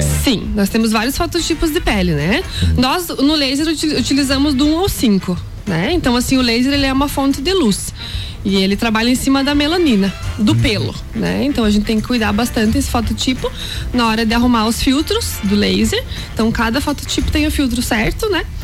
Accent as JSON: {"language": "Portuguese", "town": "Campos Novos", "region": "Santa Catarina", "country": "Brazil", "tie": "born or raised there", "moved": "as an adult", "lives_now": "Lages, Brazil", "said": "consegui um trabalho na área, na minha cidade natal, que é Campos Novos"}